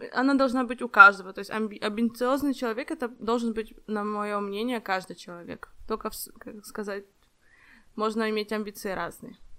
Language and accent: Russian; Ukraine; now in Warsaw, Poland; я из Украины, живу сейчас в Польше, в Варшаве